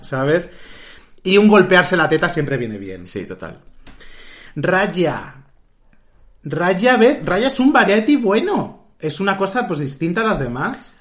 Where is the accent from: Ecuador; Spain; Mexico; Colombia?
Spain; Madrid, Community of Madrid; somos de aquí de Madrid